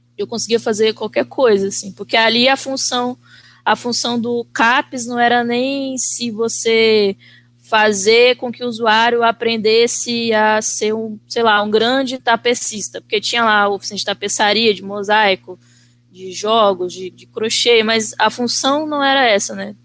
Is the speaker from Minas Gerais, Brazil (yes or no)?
no; Vitória, Espírito Santo, Brazil; sou natural de Vitória, Espírito Santo. Nasci, cresci, vivo aqui até os dias de hoje.